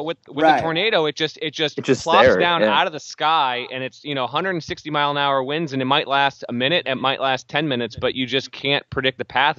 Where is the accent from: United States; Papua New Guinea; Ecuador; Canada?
United States; Denver, Colorado; moved away; I was born in Denver